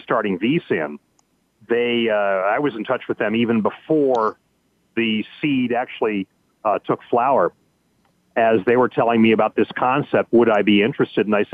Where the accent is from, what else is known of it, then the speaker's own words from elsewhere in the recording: Chico, California, United States; also born or lived in San Rafael, California; I'm originally from Northern California. I was born in San Rafael, north of San Francisco, grew up in Chico